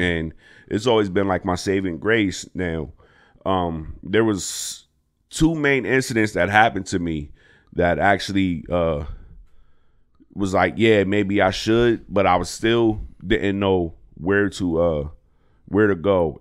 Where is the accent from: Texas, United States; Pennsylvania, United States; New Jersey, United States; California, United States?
Pennsylvania, United States; Harrisburg; also born or lived in Brooklyn, New York; I'm from Harrisburg. I was born in Brooklyn, New York